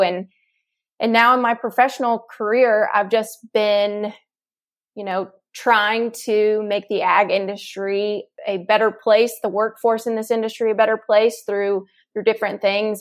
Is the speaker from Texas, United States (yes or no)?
yes; Texas, United States; I'm originally from Texas, born and raised.